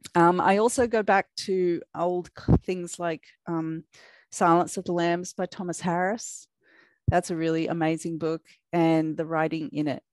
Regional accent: Australia; accent: Australian; I am a YA crime author from Australia. If you're wondering what that strange accent is, it's my Australian accent

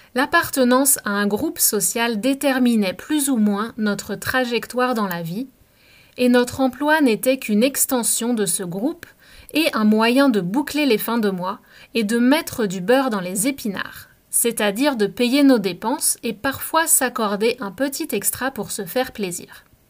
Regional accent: France; moved away; also born or lived in Canada; je suis Française et que j'ai travaillé en France et à l'étranger

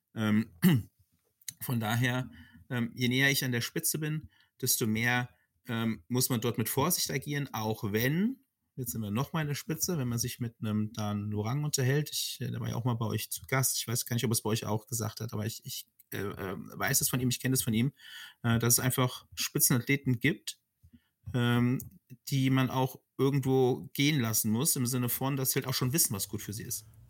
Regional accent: Frankfurt, Hesse, Germany; ich bin tatsächlich ein, ein Frankfurter Bub

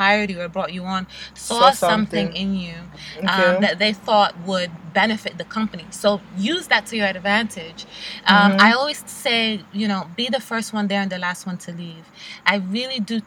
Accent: New York, United States; I'm a New Yorker

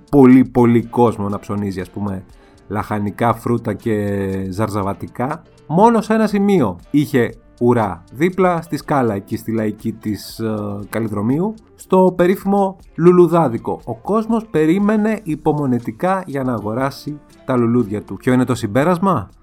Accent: Greece; ως Έλληνες

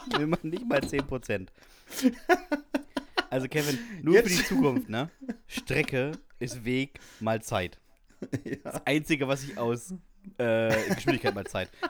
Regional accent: France; Ich komme aus Frankreich und kann dementsprechend natürlich fließend Französisch.

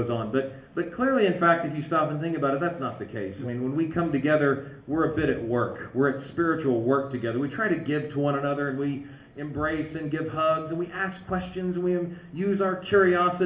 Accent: United States; accent: American

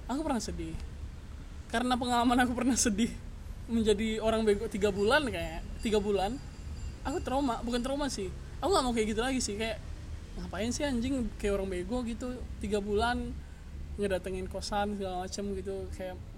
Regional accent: Pekanbaru, Riau, Indonesia; now in Bandung, Indonesia; ya aku asli Pekanbaru

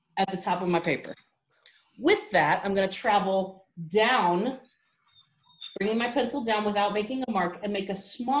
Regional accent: California, United States; moved away as an adult; now in Colorado, United States; I'm originally from California, moved to Colorado about 3 years ago

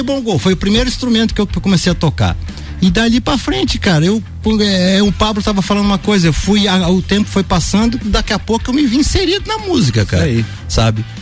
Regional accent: Santarém, Pará, Brazil; moved away; eu morei, na verdade, a minha infância em Santarém, no Pará

